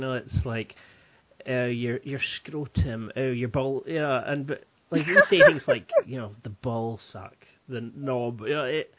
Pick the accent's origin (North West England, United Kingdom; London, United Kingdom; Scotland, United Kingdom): Scotland, United Kingdom; the Highlands; moved away as an adult; now in Glasgow, United Kingdom; I'm originally from the Highlands, but now living in Glasgow, up in Scotland.